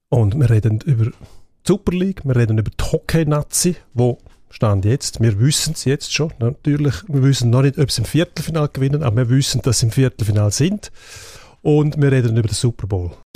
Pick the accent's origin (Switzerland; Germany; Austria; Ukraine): Switzerland; Graubünden; in meiner Heimat, also Kanton Graubünden